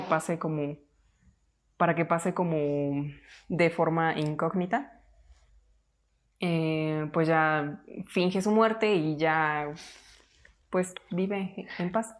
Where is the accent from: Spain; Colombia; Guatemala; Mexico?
Mexico